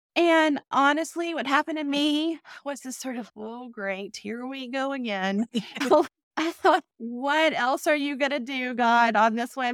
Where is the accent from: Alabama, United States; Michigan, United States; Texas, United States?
Texas, United States; moved away as an adult; also born or lived in Durham, North Carolina; I grew up in Texas